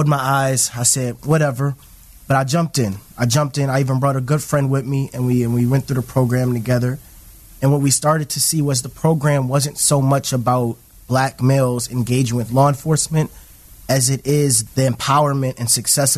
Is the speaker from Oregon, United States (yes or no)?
yes; Portland, Oregon, United States; also born or lived in New Orleans, Louisiana / Savannah, Georgia; Katrina came when I was 6 years old, hit Savannah, Georgia after that, stayed 2 years in Savannah, and made my way up to Portland